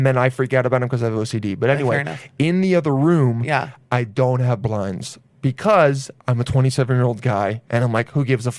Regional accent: Los Angeles, California, United States; Los Angeles.

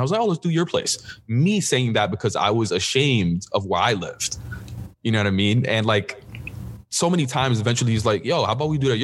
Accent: New York City, New York, United States; first language Spanish; English is a second language; I was born and raised in New York City

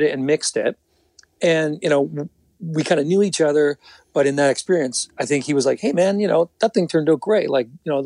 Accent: the Maritimes, Canada; moved away as an adult; now in Toronto, Canada; I was from the Maritimes.

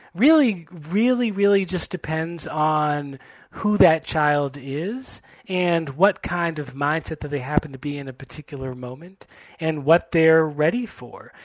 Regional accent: Brookline, Massachusetts, United States; also born or lived in Boston; I was born in Boston and grew up in Brookline, Massachusetts

